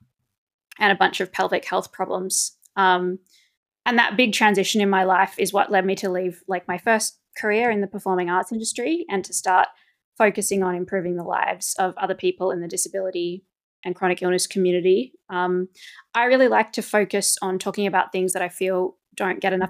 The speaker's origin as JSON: {"language": "English", "country": "Australia", "moved": "as an adult", "lives_now": "Belgium", "said": "I am an Australian who's been living in Belgium since 2019"}